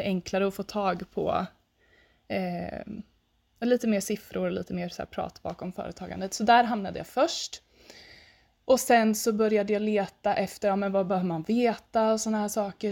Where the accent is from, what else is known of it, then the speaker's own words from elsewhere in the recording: Östergötland, Sweden; jag sitter ju här i Östergötland, i mitten på Östergötland ungefär eh, och bor på mina föräldrars gård eh, där jag växte upp